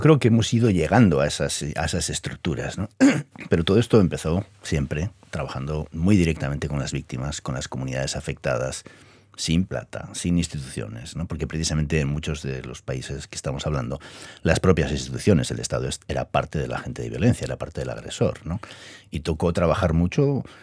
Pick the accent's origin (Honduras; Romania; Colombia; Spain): Spain; Basque Country; yo vengo del País Vasco